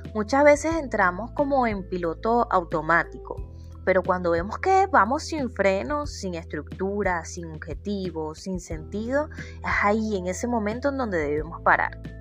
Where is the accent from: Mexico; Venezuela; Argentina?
Venezuela; soy psicólogo venezolana viviendo en Venezuela